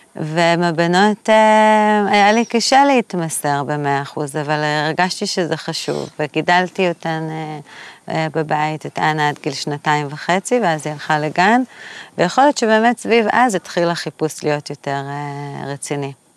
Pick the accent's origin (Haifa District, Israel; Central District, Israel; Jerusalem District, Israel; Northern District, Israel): Jerusalem District, Israel; Jerusalem; born or raised there; also born or lived in Tel Aviv; now in Tzukim, Israel